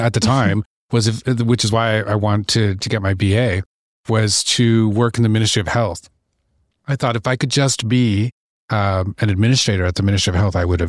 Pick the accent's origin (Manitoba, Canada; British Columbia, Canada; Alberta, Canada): British Columbia, Canada; also born or lived in Ontario; So, I was born here in Ontario, and I have lovely parents who were gypsies. So, not literally, but literally. Mm-hmm. So we grew up up and down the coast of British Columbia.